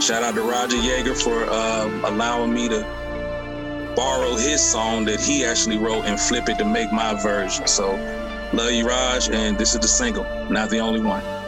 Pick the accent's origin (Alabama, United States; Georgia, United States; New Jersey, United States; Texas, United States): Georgia, United States; Decatur; I'm born and raised in Atlanta, um, Decatur to be exact